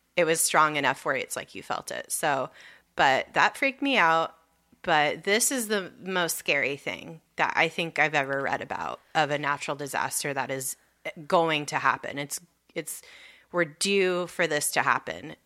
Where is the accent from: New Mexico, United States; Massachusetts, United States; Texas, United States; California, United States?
California, United States; Southern; moved away; growing up in Southern California